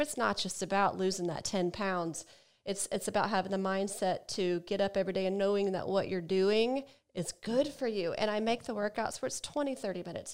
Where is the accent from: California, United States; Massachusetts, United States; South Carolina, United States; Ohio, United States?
Ohio, United States; now in Atlanta, United States; I'm from Ohio